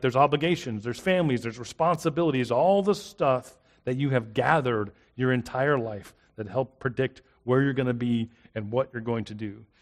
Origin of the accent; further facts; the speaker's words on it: South Florida, United States; also born or lived in South Mississippi; now in Hattiesburg, United States; I grew up in South Florida, and here I am in South Mississippi